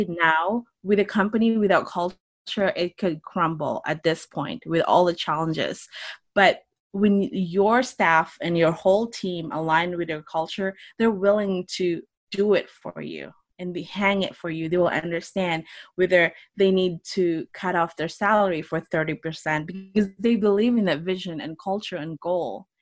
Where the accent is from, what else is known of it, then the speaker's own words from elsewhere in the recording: Philippines; moved away as an adult; now in United States; I grew up in the Philippines. I actually moved out to United States right after college.